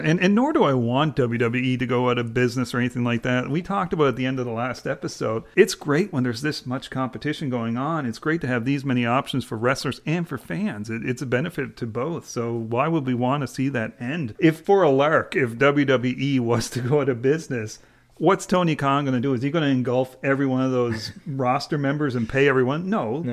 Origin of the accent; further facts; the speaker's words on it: Canada; as a Canadian